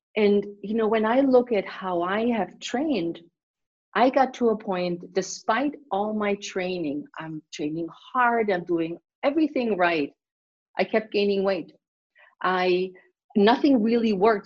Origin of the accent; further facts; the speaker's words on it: Germany; now in United States; growing up in Germany, you exercise automatically